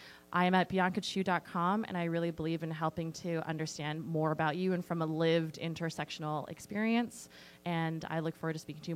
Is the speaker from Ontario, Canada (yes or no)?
no; Delta, British Columbia, Canada; moved away as an adult; also born or lived in Taiwan; now in Saanich, Canada; I was born in Taiwan and moved to North Delta with my family at a young age, but I moved to Saanich in 2009 for school